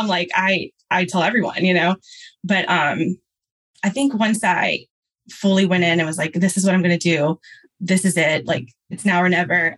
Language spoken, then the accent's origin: English; Louisiana, United States; I'm from Louisiana